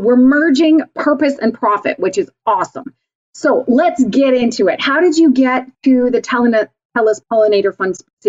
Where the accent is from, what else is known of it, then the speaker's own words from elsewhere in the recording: Vulcan, Alberta, Canada; also born or lived in Calgary, Canada; I grew up in small town Vulcan, Alberta, and went to University of Calgary